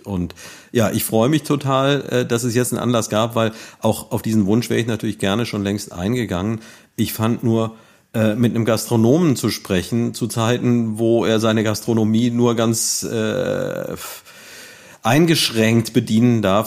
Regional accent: Neuwied, Rhineland-Palatinate, Germany; ich bin ja hier in Neuwied aufgewachsen

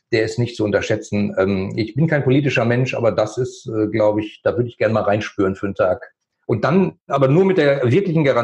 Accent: Germany; weil das mein Heimatland ist und ich fühle mich da wohl.

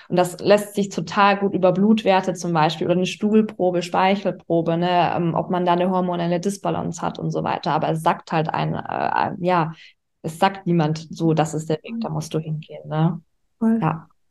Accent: Augsburg, Bavaria, Germany; now in Düsseldorf, Germany; komme gebürtig aus Augsburg, das ist in Bayern und lebe aktuell in Düsseldorf

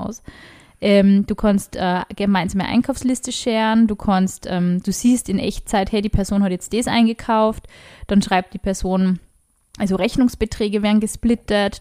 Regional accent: Upper Austria, Austria; ich bin aus Oberösterreich

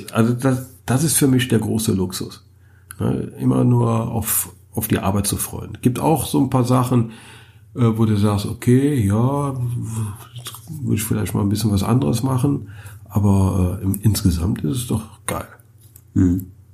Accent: Germany; bei uns in Deutschland

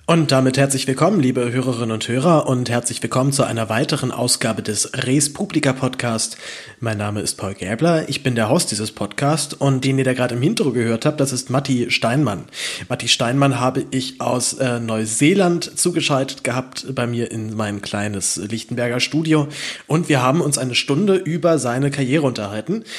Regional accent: Berlin, Germany; als Berliner

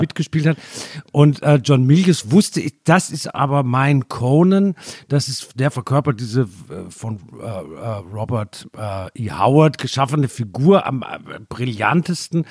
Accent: Germany; ich bin ja sehr nah an Frankreich aufgewachsen, hatte deshalb Zugang, war oft in Straßburg

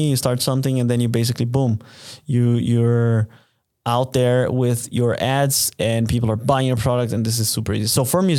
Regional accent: Brazil; now in Munich, Germany; my hometown

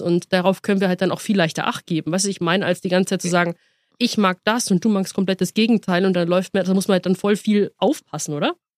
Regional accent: Munich, Bavaria, Germany; als äh, Münchnerin

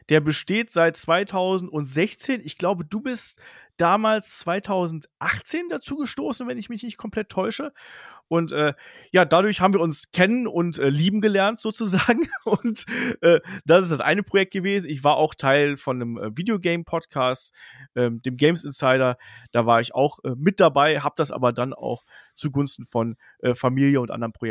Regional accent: Bedburg, North Rhine-Westphalia, Germany; Ich bin im Rheinland aufgewachsen, äh, kleines Dorf irgendwo zwischen Kerpen, das kennt man so, Michael Schumacher, Bergheim, Lukas Podolski, also so da in der Region

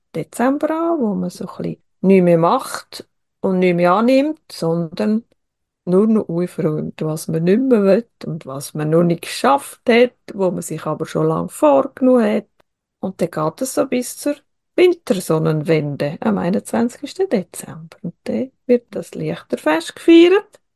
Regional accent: Switzerland; bei uns in der Schweiz

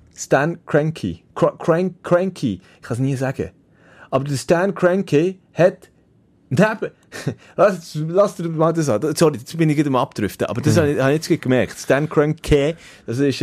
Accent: Switzerland; bei uns in der Schweiz

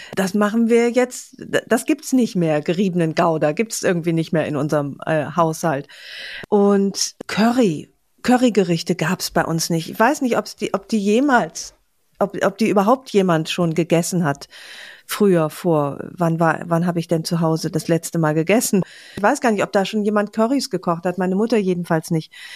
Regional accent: Aachen, North Rhine-Westphalia, Germany; moved away; meiner Heimat

